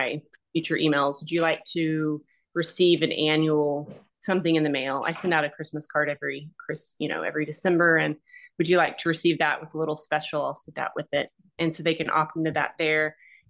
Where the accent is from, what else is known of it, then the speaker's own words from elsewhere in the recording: Fort Worth, Texas, United States; I'm from the Fort Worth, the Dallas Fort Worth area, which is a giant, population.